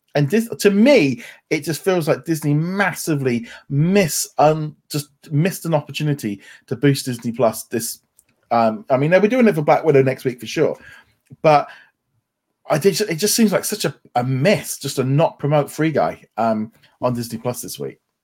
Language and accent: English; United Kingdom; we're two British people